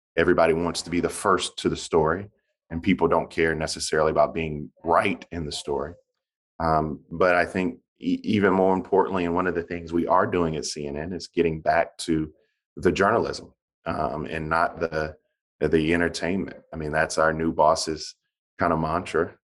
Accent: Bamberg, South Carolina, United States; I'm a Democrat from South Carolina

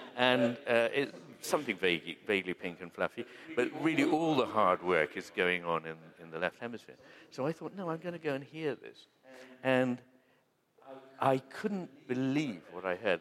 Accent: United Kingdom; we Brits

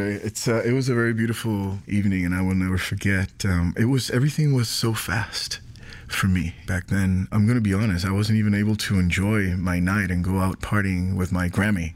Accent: San Juan, Puerto Rico; I, I grew up in Puerto Rico

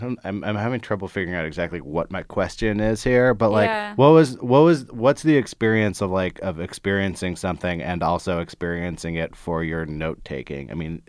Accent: California, United States; I grew up in the Bay Area, so I'm very familiar with the milieu you're talking about.

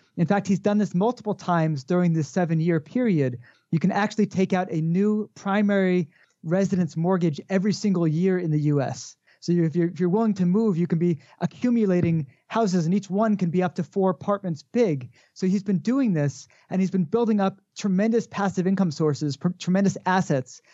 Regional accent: Connecticut, United States; now in Jerusalem, Israel; I grew up with in Connecticut

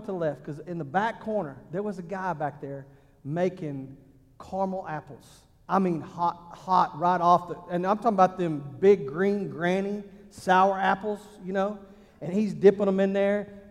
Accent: Texas, United States; moved away; also born or lived in Ohio; I'm from Texas

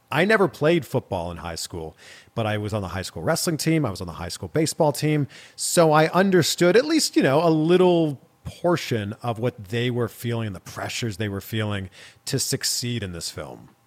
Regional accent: just outside of Toronto, Ontario, Canada; I grew up in Canada. I grew up just outside of Toronto.

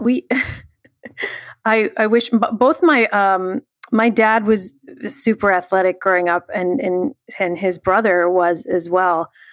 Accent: Chicago, Illinois, United States; we grew up in Chicago

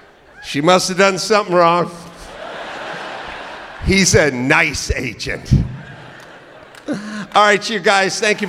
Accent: California, United States; And the answer is, you know, I'm from California, and when Newsom was closing down outdoor dining, I was yelling, don't do it.

